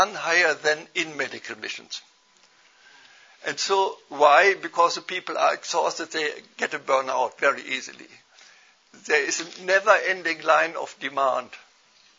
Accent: Germany; accent: German; English is a second language; moved away as an adult; also born or lived in India; My accent gives me away. I'm a German. But I have not lived in Germany all the way, but I have been missionary in India for several years

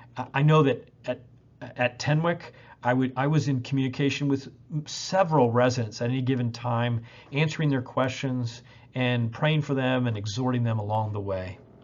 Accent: Indianapolis, Indiana, United States; in Indianapolis in my hometown where I was training

